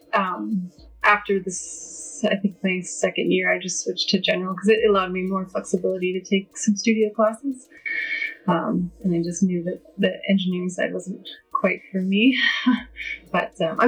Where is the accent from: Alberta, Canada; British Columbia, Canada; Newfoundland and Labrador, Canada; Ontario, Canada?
Alberta, Canada; Edmonton; also born or lived in Saskatoon; I'm from Edmonton. I was born in Saskatoon, but and moved around the prairies a few times, so basically Edmonton's home.